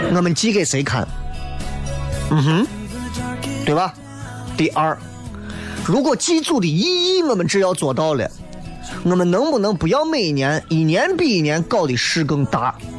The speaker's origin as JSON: {"language": "Chinese", "town": "Xi'an", "region": "Shaanxi", "country": "China", "said": "作为一个西安人"}